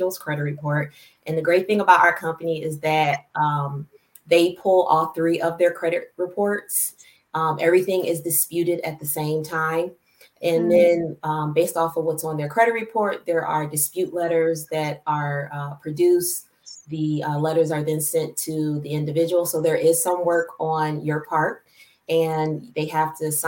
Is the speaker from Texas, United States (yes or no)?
no; Michigan, United States; also born or lived in Philadelphia, Pennsylvania / Belleville, Michigan / Ann Arbor, Michigan; And then I moved to Michigan with my father